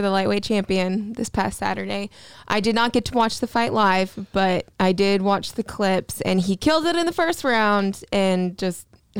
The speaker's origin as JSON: {"language": "English", "region": "Florida", "country": "United States", "tie": "born or raised there", "said": "We're both from Florida, born and raised."}